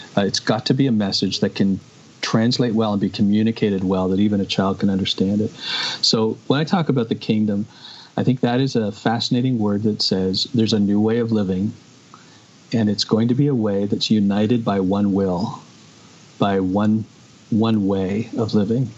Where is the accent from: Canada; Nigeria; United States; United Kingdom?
Canada; I see myself not primarily as a Canadian